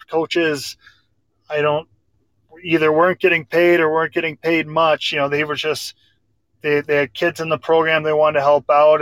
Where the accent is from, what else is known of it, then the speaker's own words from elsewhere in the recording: Grafton, North Dakota, United States; I'm from Grafton Park River. I grew up from the time I was three years old playing hockey uh, just with my buddies in Grafton.